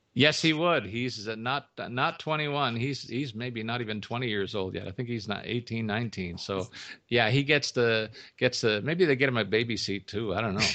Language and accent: English; Toronto, Ontario, Canada; my hometown Maple Leafs